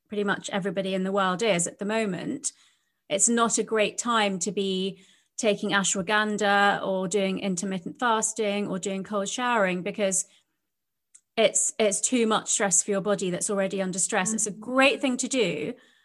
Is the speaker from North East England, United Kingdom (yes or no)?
no; London, United Kingdom; I was brought up in London, but by Indian parents who had emigrated from India.